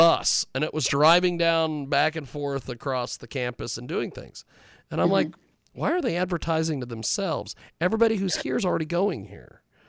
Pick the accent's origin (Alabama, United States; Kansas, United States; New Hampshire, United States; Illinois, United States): Kansas, United States; when they find out I'm from Kansas